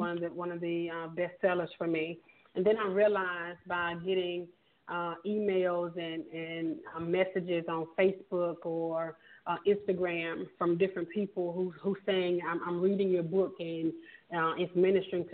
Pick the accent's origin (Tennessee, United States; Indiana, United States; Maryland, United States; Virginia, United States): Tennessee, United States; Memphis; born and raised in Memphis, Tennessee